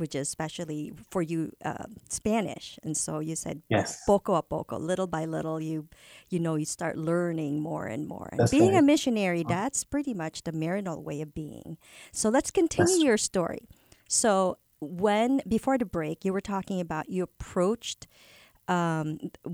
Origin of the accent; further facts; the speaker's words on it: Philippines; moved away; I'm originally coming from the Philippines